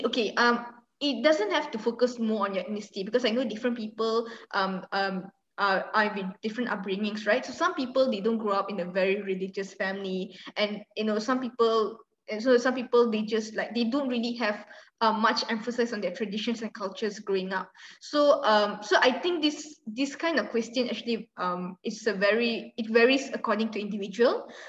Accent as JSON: {"language": "English", "country": "Malaysia"}